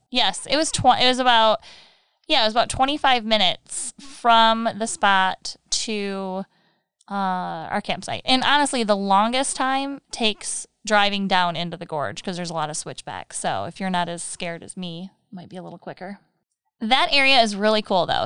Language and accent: English; Michigan, United States; we're from Michigan, so we're fudge knobs